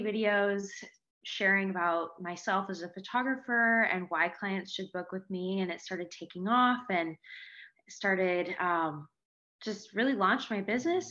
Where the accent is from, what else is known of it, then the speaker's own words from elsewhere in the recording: Seattle, Washington, United States; I am from Seattle, Washington